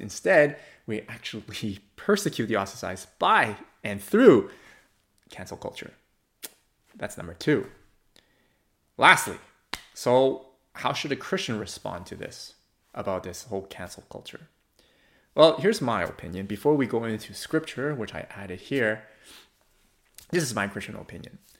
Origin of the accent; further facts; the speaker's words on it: Canada; I do value being a Canadian.